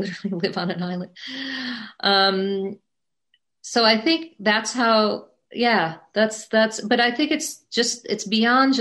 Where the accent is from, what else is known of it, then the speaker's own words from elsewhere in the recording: Midwest, United States; moved away as an adult; also born or lived in New York City / Indiana; now in New York, United States; I grew up in the Midwest, as I mentioned. I went to school in the Midwest at Indiana University